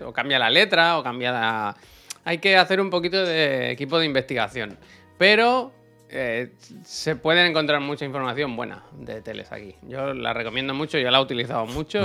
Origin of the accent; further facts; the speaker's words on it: Spain; Si yo te escribo desde España